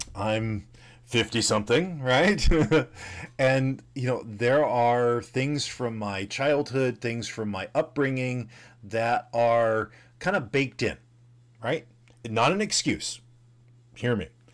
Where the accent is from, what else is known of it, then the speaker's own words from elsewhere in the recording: the South, United States; growing up in the South in the, you know, seventies and eighties